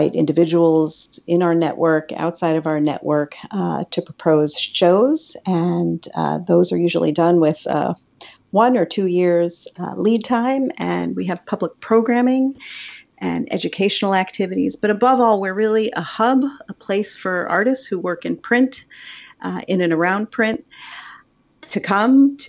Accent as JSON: {"language": "English", "town": "Stamford", "region": "Connecticut", "country": "United States", "tie": "born or raised there", "said": "I grew up in suburbia in Stamford, Connecticut, not so outside, not too far outside of New York City"}